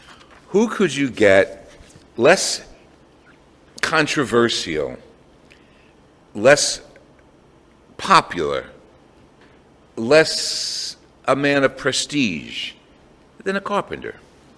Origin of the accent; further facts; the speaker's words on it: Jersey City, New Jersey, United States; I was born and raised in Jersey City in an Italian enclave, Italian parish.